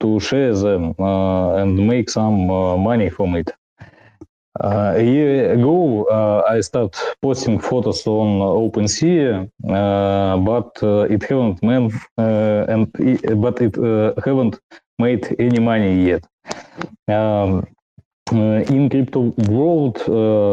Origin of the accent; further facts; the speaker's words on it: Russia; I'm from Russia